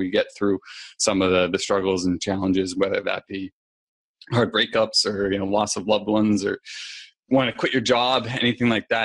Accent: New Hampshire, United States; I am originally from there.

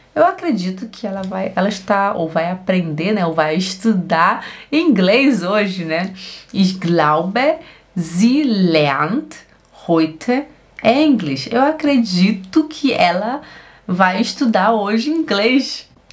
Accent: Belém, Pará, Brazil; da onde eu venho, lá de Belém do Pará

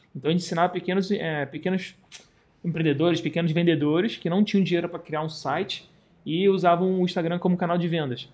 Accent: Rio de Janeiro, Brazil; sou do Rio de Janeiro, tenho 31 anos

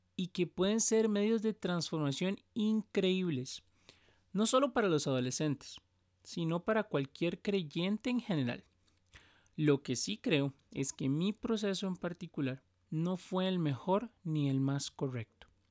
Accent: Costa Rica; soy de Costa Rica el país del pura vida y donde pronunciamos la R

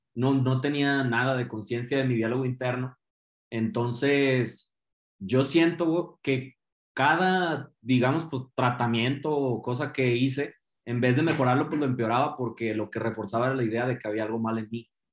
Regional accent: Guadalajara, Jalisco, Mexico; yo crecí aquí en Guadalajara

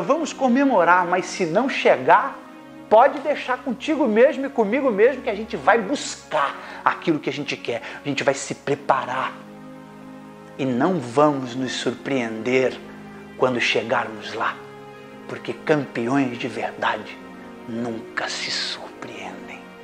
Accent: Brazil; nós que somos brasileiros

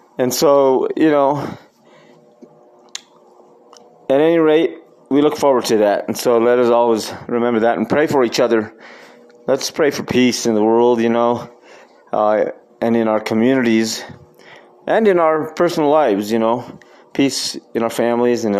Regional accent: Costilla, New Mexico, United States; also born or lived in Taos, New Mexico; I grew up, of course, in Costilla, our little village, our little hometown, that's 40 miles north of here, north of Taos, where we live now.

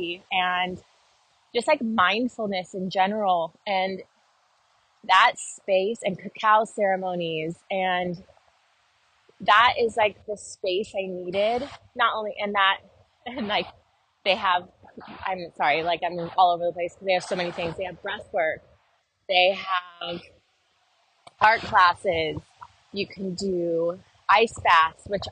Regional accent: Southern California, United States; moved away; also born or lived in Nashville; growing up in Southern California

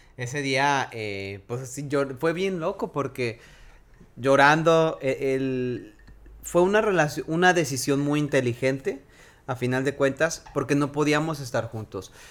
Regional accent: Mexico; yo nací en México, yo crecí en México

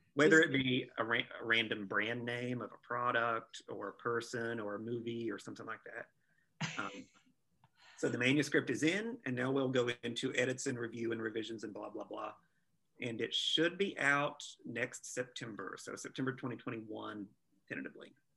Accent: Appalachia, United States; I'm from Appalachia myself

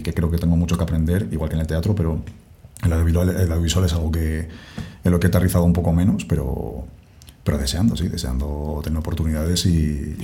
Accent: Castile and León, Spain; moved away; yo soy castellano

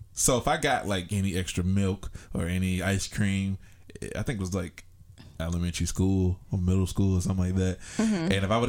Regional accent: Atlanta, Georgia, United States; I'm from Atlanta, Georgia.

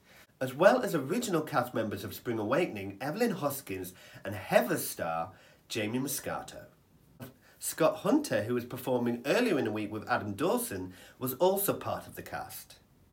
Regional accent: United Kingdom; And I don't think it's because we're a British audience.

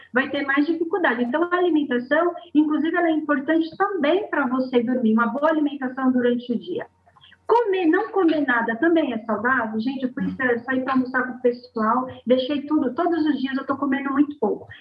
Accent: Bahia, Brazil; accent: baiana; falando como baiana, puxando o oxente

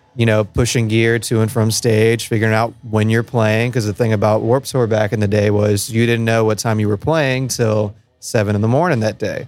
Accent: New Orleans, Louisiana, United States; we're from New Orleans

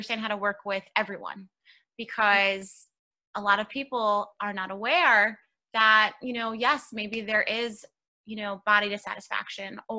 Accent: New York City, New York, United States; I'm actually born and raised in New York. I was raised in Queens, New York

